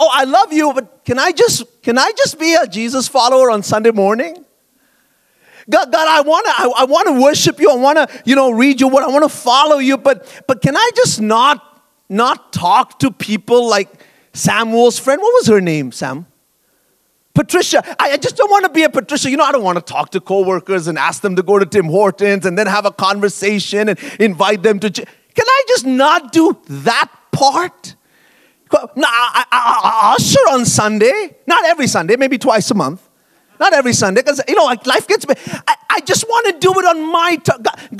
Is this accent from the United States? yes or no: no; Bahrain; moved away as an adult; now in Canada; And I grew up in the Middle East, actually, in Bahrain, a tiny little island in the Arabian Gulf, and lived there for 18 years and then moved to Canada to come to Bible college and so on.